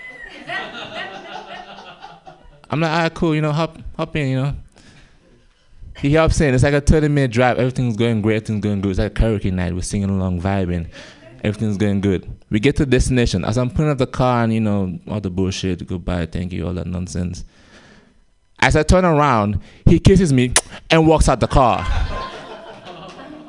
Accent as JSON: {"language": "English", "country": "Gambia", "moved": "yes", "said": "I have an accent, as you guys can tell. I'm from Gambia"}